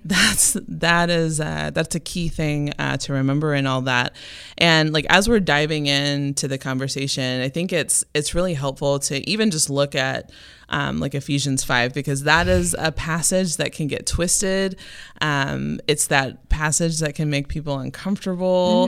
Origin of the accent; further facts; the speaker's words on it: Memphis, Tennessee, United States; moved away; I'm originally from Memphis, Tennessee